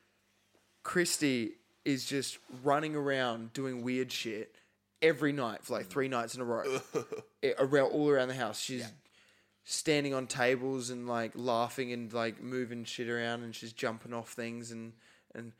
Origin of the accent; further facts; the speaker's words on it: Australia; an Australian kid